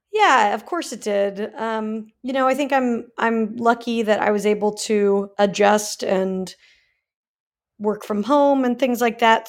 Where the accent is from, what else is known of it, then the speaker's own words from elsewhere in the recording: Salt Lake City, Utah, United States; moved away as an adult; also born or lived in California; now in Los Angeles, United States; I was born in California, but I grew up in Salt Lake for most of my life, and then, yeah, I came out here two thousand eight